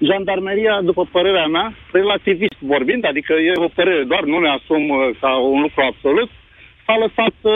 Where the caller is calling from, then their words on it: Brăila, Brăila County, Romania; vă sunt din Brăila.